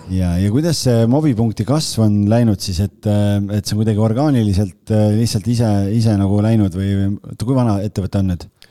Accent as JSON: {"language": "Estonian", "country": "Estonia", "said": "ma olen eestlane"}